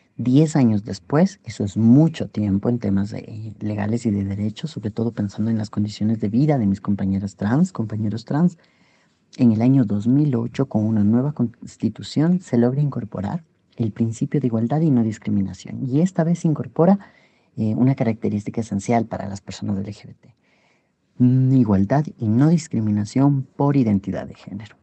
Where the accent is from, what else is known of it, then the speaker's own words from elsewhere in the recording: Ecuador; En el Ecuador, en mi país